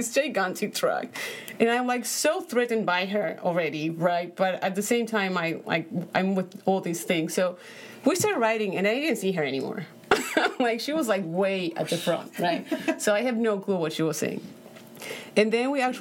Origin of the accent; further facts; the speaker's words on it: Paraguay; English is a second language; moved away as an adult; now in United States; So I come from Paraguay. I was born in Paraguay. I moved here 8 years ago